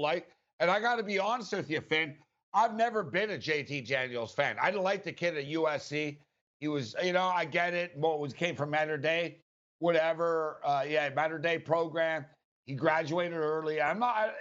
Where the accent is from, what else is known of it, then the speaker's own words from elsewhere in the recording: Montreal, Quebec, Canada; now in Las Vegas, United States; I'm from Montreal. I haven't lived in Montreal in a long time, but I was born in Montreal